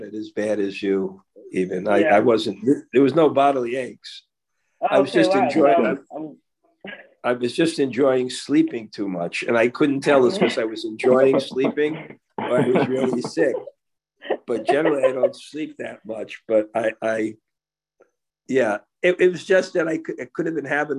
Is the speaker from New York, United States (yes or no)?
yes; New York, United States; I'm from New York